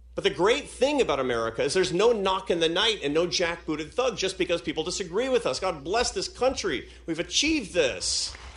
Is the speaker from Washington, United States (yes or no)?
yes; Seattle, Washington, United States; Seattle. Why? Because it's my hometown